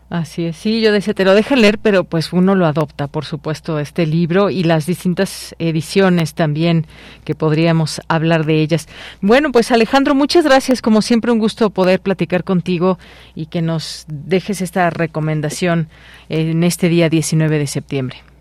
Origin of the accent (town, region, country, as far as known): Mexico